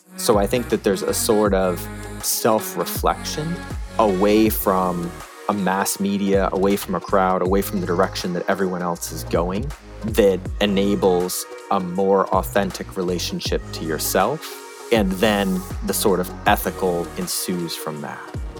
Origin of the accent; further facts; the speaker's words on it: Northern California, United States; growing up in Northern California